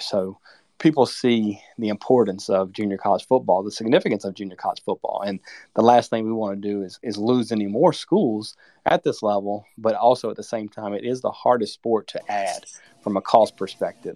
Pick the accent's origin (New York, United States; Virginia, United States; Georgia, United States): Virginia, United States; I grew up in Virginia